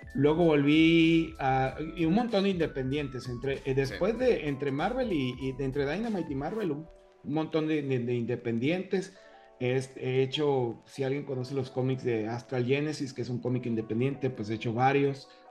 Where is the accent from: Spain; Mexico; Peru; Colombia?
Mexico; northern Mexico; yo soy del desierto, este, del norte, como tú